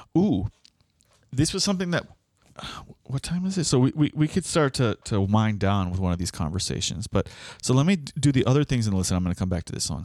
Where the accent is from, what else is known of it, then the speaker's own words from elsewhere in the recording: Miami, Florida, United States; we are from Miami